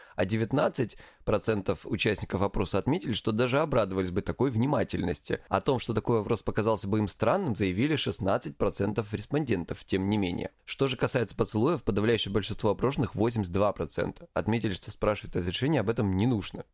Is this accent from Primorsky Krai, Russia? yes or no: no; Krasnodar Krai, Russia; я с Кубани